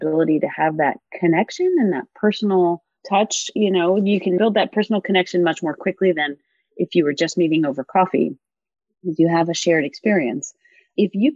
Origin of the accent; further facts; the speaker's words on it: Washington, District of Columbia, United States; also born or lived in New Zealand; I grew up in Washington, D.C.